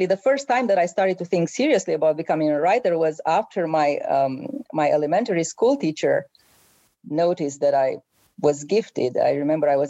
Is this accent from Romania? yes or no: yes; Romania; English is a second language; moved away as an adult; now in United States; when I grew up in Romania